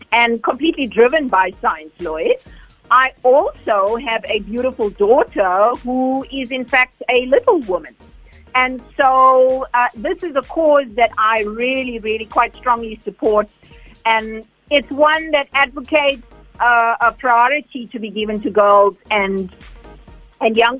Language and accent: English; Durban, KwaZulu-Natal, South Africa; I was indeed born and raised in the Wentworth Bluff areas, and proudly so